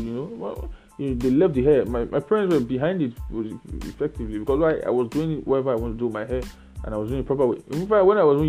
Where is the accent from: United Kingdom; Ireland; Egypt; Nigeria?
Nigeria; I'm Nigerian. I can only speak about Nigerian things. So I don't know. I didn't grow up in any other society but Nigeria, and I know Nigeria very well